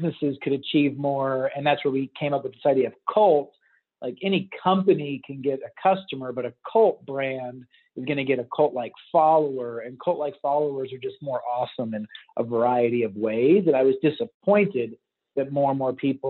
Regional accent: Texas, United States; I grew up in Texas playing football

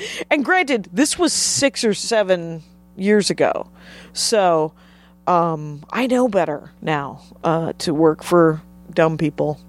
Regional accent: Wisconsin, United States; moved away as an adult; also born or lived in Minneapolis; now in Los Angeles, United States; I grew up in Wisconsin and started doing stand-up in Wisconsin

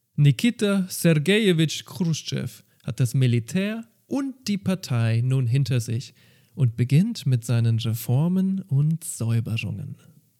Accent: Germany; bei uns in Deutschland

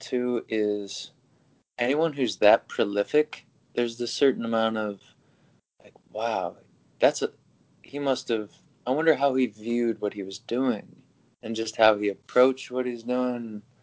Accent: Toledo, Ohio, United States; now in Nashville, United States; I was born in Toledo

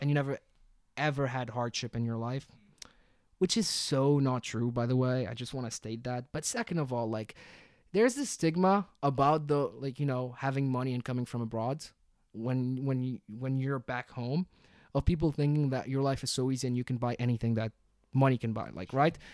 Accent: Tunisia; moved away; also born or lived in London / Abu Dhabi; I love my home country more than anything. I'm Tunisian.

